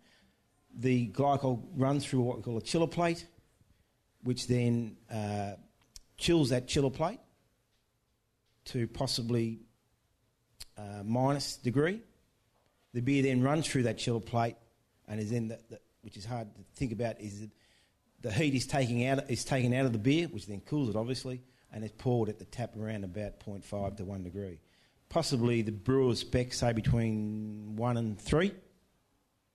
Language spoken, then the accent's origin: English; Victoria, Australia; I'm from Victoria